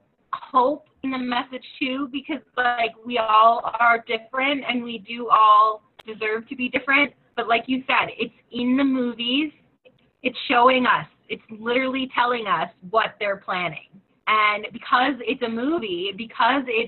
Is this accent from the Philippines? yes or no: no; Canada; as Canadian